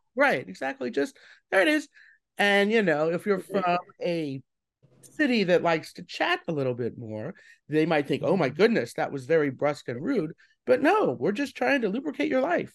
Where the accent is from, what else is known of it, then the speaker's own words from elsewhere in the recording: Colorado, United States; now in New York, United States; I'm not a native New Yorker. I'm originally from Colorado